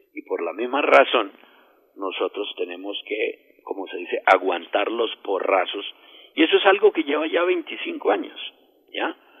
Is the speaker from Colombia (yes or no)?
yes; Colombia; siendo colombiano